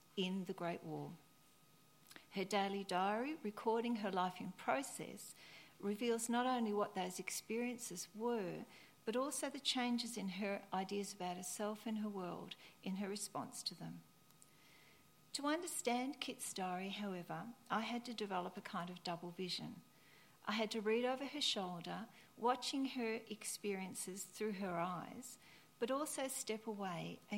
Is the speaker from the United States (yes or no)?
no; near the Yarra Ranges in Victoria, Australia; my hometown near the Yuyang Ranges in Victoria